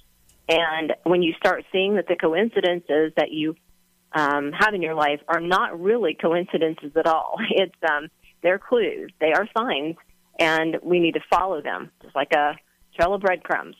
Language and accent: English; West Virginia, United States; I'm from West Virginia